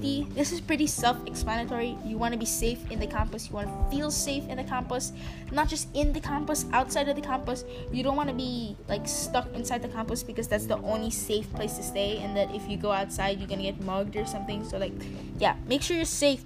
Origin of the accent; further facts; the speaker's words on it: Philippines; as a Filipino